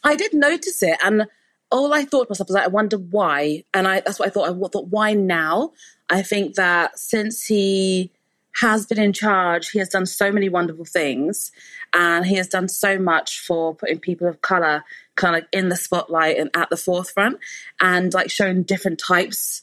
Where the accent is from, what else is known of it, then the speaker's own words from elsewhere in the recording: Luton, East of England, United Kingdom; also born or lived in Houghton Regis; I was born in the LND, which is Luton and Dunstable Hospital. And you can tell I'm from Luton because I drop the T when I say it